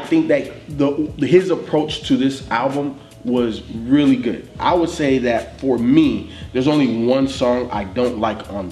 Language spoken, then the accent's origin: English; Chicago, Illinois, United States; I grew up on the North Side